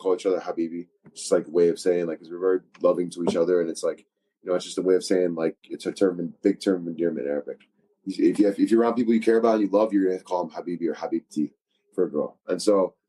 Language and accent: English; Philadelphia, Pennsylvania, United States; I'm from Philadelphia.